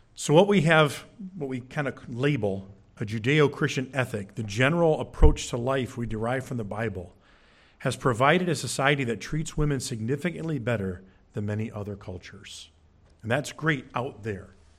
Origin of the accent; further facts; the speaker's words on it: Curtis, United States; also born or lived in Oregon / Genoa; When I was growing up, we moved from Oregon to Curtis. I went to Genoa.